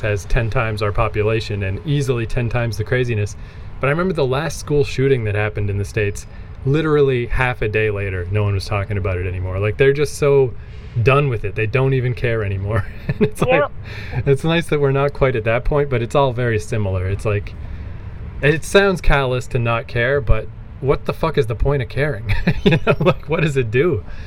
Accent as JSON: {"language": "English", "town": "Fredericton", "region": "New Brunswick", "country": "Canada", "said": "I'm from Fredericton"}